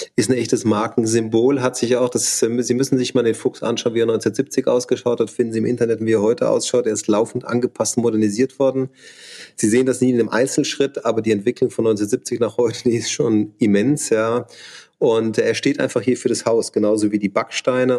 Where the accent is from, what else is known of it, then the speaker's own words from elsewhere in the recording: south of Munich, Bavaria, Germany; moved away as an adult; also born or lived in Augsburg / Schwäbisch Hall / Hamburg; ich bin im, im, in Bayern aufgewachsen, also im Süden von München